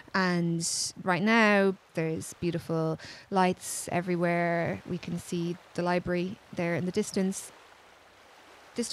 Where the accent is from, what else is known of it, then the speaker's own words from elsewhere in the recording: Kilkenny, Leinster, Ireland; I'm a writer from Kilkenny.